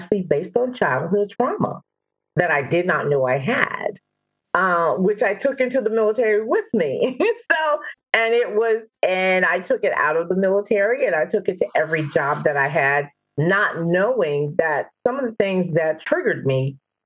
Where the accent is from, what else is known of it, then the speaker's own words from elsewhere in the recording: Louisiana, United States; moved away as an adult; I'm originally from Louisiana